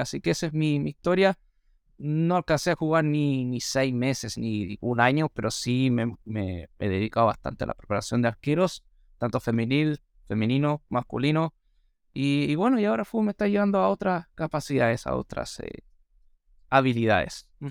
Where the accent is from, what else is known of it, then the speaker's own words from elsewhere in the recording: Australia; first language English; Spanish is a second language; now in Viña del Mar, Chile; soy australiano, mi primer idioma es el inglés, no el castellano